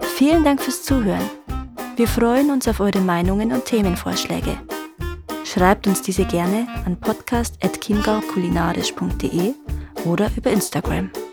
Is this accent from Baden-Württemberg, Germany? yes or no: no; Trostberg, Bavaria, Germany; ich bin aus Trostberg